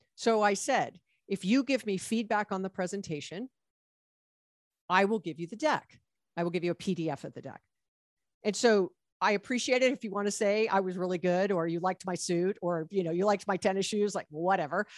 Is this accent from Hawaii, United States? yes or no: yes; Hawaii, United States; now in Los Angeles, United States; I was born and raised in Hawaii